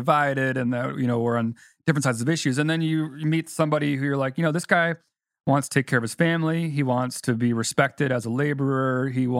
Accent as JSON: {"language": "English", "town": "Chicago", "region": "Illinois", "country": "United States", "tie": "born or raised there", "said": "growing up in Chicago"}